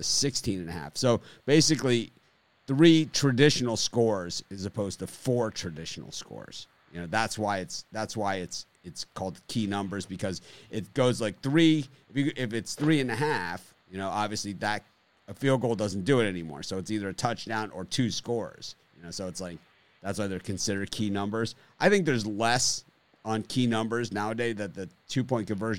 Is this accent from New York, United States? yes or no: no; Miami, Florida, United States; I'm from Miami